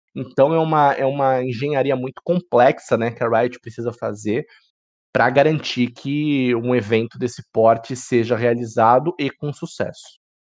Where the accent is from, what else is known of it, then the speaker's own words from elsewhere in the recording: Santos, São Paulo, Brazil; Como um bom paulista, né, de Caiçara aqui de, de Santos